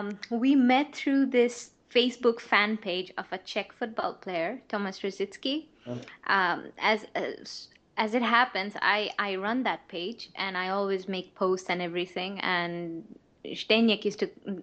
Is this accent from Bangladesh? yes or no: yes; Bangladesh; first language Bengali; English is a second language; English is not my first language. It's Bangla.